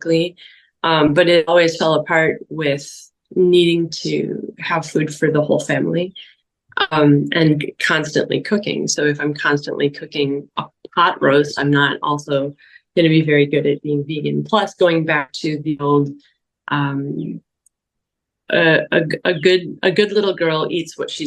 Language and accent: English; Wisconsin, United States; I grew up in Wisconsin in the 80s and 90s